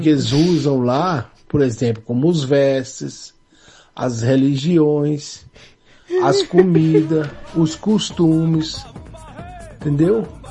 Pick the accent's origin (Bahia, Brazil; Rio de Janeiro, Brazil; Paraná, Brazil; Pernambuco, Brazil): Bahia, Brazil; Salvador; also born or lived in Sapopemba, São Paulo; now in São Paulo, Brazil; alguns costumes da minha terra, da minha origem. Como lá na cidade de Salvador